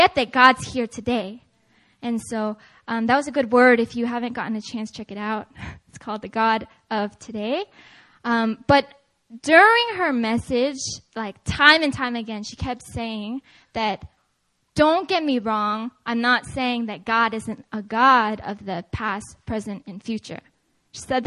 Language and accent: English; Seattle, Washington, United States; moved away; I'm originally actually from Seattle, Washington